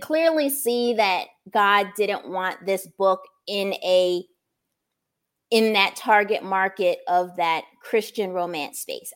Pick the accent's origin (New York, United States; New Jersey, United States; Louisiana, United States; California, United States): New Jersey, United States; New Brunswick; I grew up in New Brunswick, New Jersey